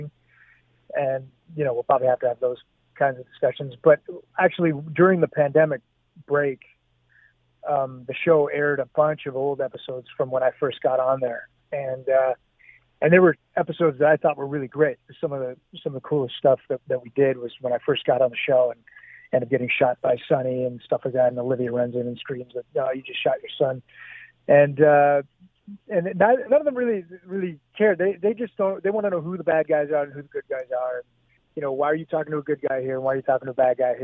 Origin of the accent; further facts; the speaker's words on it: Hamilton, Ontario, Canada; growing up in Hamilton, going to theater school